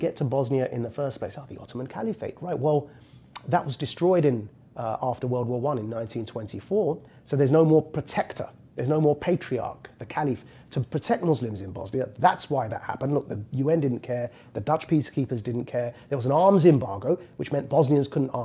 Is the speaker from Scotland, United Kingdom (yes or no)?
no; Essex, East of England, United Kingdom; As a 16-year-old born and raised in the Jersey equivalent of the UK, it's called Essex.